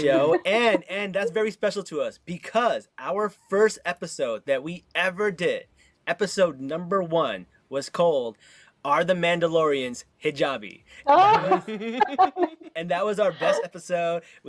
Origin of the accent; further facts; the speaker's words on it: Newark, New Jersey, United States; When I grew up in Newark, I was, like, super into rap music